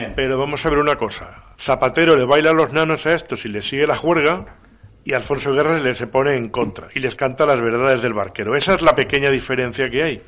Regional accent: Valencian Community, Spain; soy valenciano, soy valenciano parlante

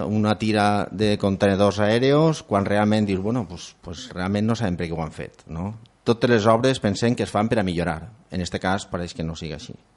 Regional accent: Ondara, Valencian Community, Spain; som gent d'Ondara i per a Ondara

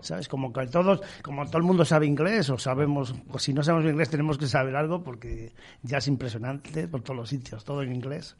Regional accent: Serranillos, Castile and León, Spain; now in Valladolid, Spain; mi pueblo se llama Serranillos, la provincia de Ávila

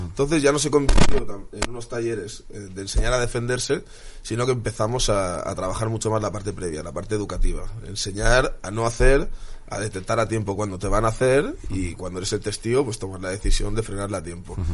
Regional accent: Spain; soy un patriota español, me encanta España, me encantan los españoles

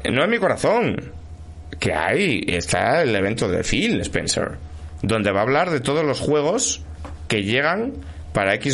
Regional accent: Asturias, Spain; Pero mi doble asturiano es un poco redundante, soy yo.

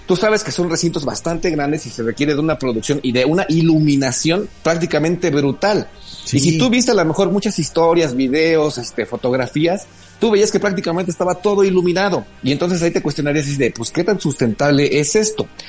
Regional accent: Mexico; somos los mexicanos

